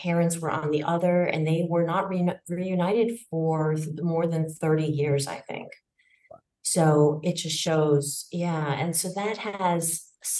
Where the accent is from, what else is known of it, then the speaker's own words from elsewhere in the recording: United States; I'm Chinese American